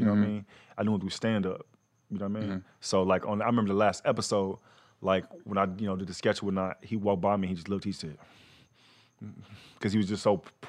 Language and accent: English; Fort Worth, Texas, United States; I'm from Fort Worth, Texas, man. I was waiting tables.